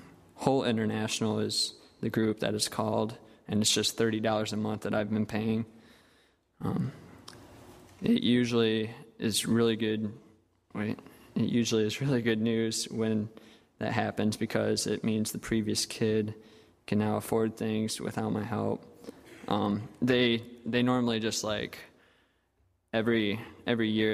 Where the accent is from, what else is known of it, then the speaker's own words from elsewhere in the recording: United States; Growing up in America